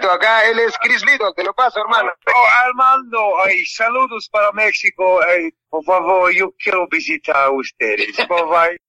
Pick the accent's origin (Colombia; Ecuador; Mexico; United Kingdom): United Kingdom; England; Spanish is a second language; moved away as an adult; also born or lived in London; now in Peru; en mi país, en Inglaterra